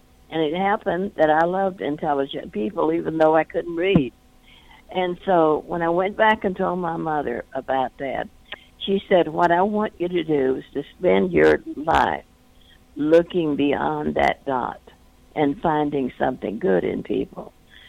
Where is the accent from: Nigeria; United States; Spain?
United States; North Louisiana; Well, I grew up in North Louisiana during the Depression, and also we were extraordinarily poor, and it was during the Jim Crow era.